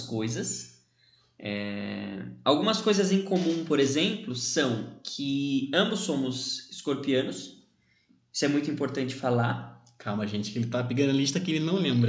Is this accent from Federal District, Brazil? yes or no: no; São Bernardo do Campo, São Paulo, Brazil; tenho 26 anos, sou de São Bernardo